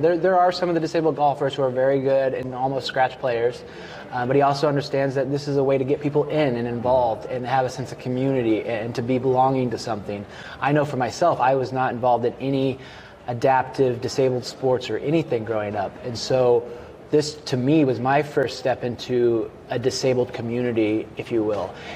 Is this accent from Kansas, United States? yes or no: yes; Kansas, United States; moved away as an adult; also born or lived in Greece; now in Salem, Oregon, United States; I was born in Greece, and then uh, grew up in Kansas